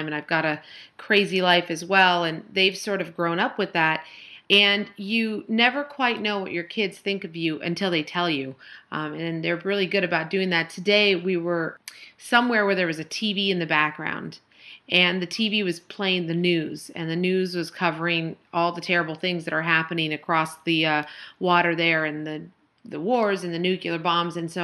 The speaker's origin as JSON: {"language": "English", "region": "California", "country": "United States", "tie": "born or raised there", "moved": "yes", "lives_now": "Philadelphia, United States", "said": "when I grew up in California, I had cousins and aunts and uncles all around me all the time"}